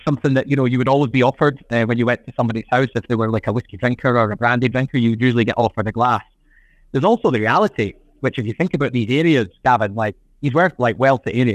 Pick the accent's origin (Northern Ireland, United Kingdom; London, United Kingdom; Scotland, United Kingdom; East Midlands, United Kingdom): Scotland, United Kingdom; Fife; where I grew up in Fife